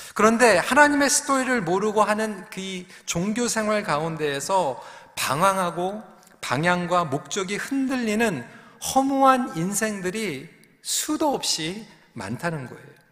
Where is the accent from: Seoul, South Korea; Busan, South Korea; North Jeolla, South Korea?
Seoul, South Korea; 저도 영등포에서 태어났습니다.